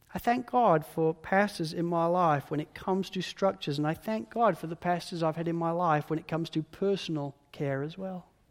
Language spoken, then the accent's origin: English; United Kingdom; being British